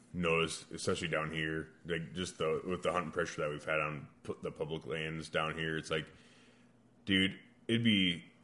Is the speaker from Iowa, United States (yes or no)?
yes; Iowa, United States; I'm born and raised in Iowa.